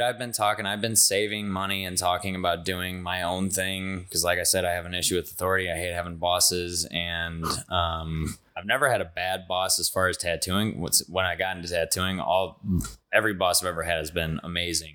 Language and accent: English; Belleville, Illinois, United States; also born or lived in O'Fallon; now in Saint Charles, United States; I'm from Belleville, Illinois. I grew up on the east end of Belleville